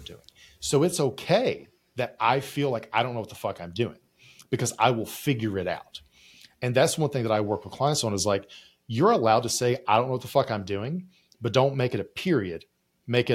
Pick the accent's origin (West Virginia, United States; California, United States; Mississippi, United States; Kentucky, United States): West Virginia, United States; I'm from West Virginia.